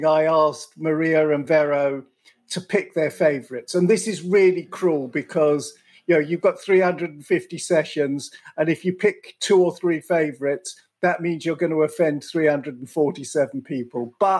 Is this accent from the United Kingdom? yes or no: yes; England, United Kingdom; as an Englishman